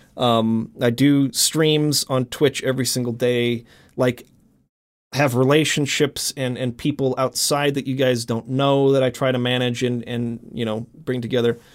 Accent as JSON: {"language": "English", "country": "United States", "tie": "born or raised there", "first_language": "English", "said": "English that I grew up with in America"}